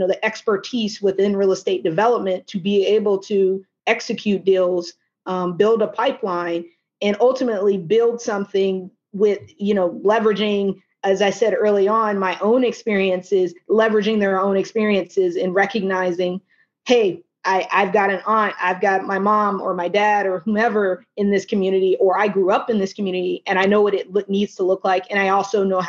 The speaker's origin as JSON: {"language": "English", "town": "Little Rock", "region": "Arkansas", "country": "United States", "tie": "born or raised there", "moved": "yes", "lives_now": "Washington, D.C., United States", "said": "my hometown of Little Rock, Arkansas"}